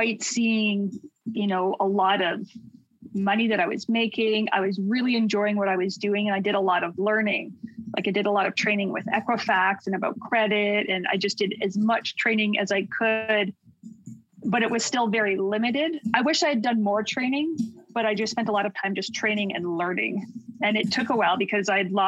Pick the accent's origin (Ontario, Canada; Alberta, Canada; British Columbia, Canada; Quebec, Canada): Alberta, Canada; Calgary; I'm from Calgary, Alberta, born and raised.